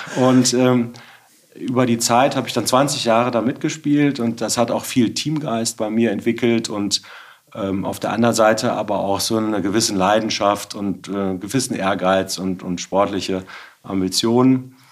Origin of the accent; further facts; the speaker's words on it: Bergisch Gladbach, North Rhine-Westphalia, Germany; also born or lived in Witten; nach dem Abitur mein Bruder und ein paar Kumpels von der Schule einen Karnevalsverein gegründet haben. Und ähm, ich bin jetzt seit 25 Jahren Mitglied dieses Karnevalsvereins. Wir sind jetzt auch gerade wieder beim Zug mitgegangen, äh, bei uns in Refrath im Dorf